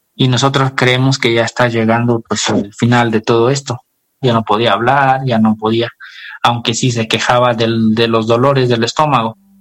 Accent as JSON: {"language": "Spanish", "town": "Tonalapa", "region": "Guerrero", "country": "Mexico", "said": "nosotros somos del estado de Guerrero, de un pueblito"}